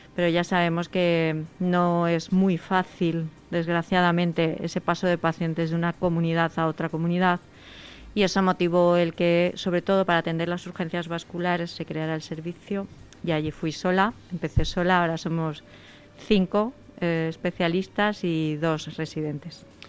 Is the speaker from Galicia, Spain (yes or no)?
no; Seville, Andalusia, Spain; moved away as an adult; now in Madrid, Spain; Yo soy sevillana, y estudié.